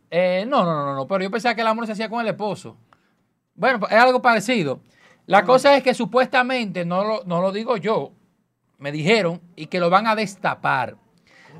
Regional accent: Dominican Republic; como comunicador y como dominicano, ciudadano

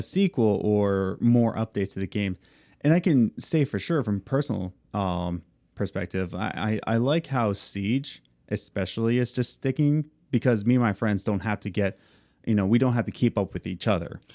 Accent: Philadelphia, Pennsylvania, United States; moved away as an adult; now in Long Island, United States; we're from Philadelphia, then we moved to central P

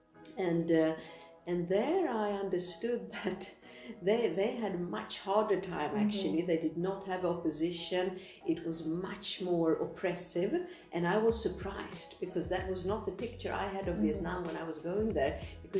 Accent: Sweden; moved away as an adult; also born or lived in Soviet Union; now in Tirana, Albania; I also grew up in Sweden in the 70s

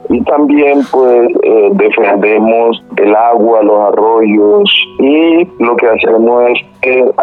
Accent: La Guajira, Colombia; moved away as an adult; yo también soy de una comunidad que fue desplazada y afectada.

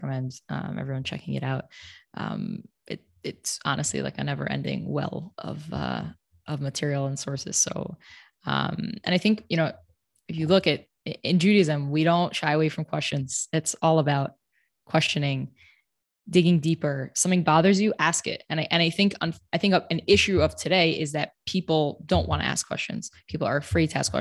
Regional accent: New York, United States; now in Jerusalem, Israel; I come from New York.

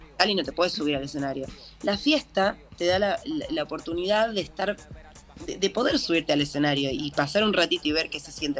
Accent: Buenos Aires, Argentina; yo soy porteña, nací acá, como toda la vida viví acá

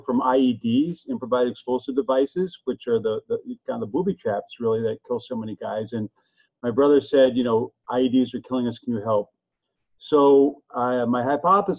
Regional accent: Evanston, Illinois, United States; I'm actually just outside of Chicago in a town called Evanston

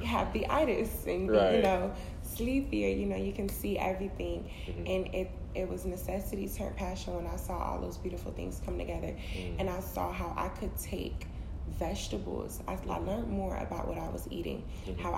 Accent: Fort Lauderdale, Florida, United States; also born or lived in Miami, Florida; now in Atlanta, United States; I was raised in Fort Lauderdale, Florida

